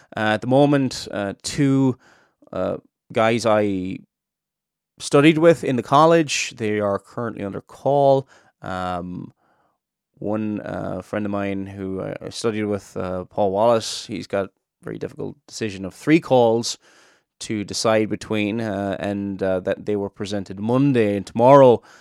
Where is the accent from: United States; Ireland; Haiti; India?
Ireland; Cork, Munster; now in Northern Ireland, United Kingdom; I'm not originally from Northern Ireland. I'm from Cork in the south.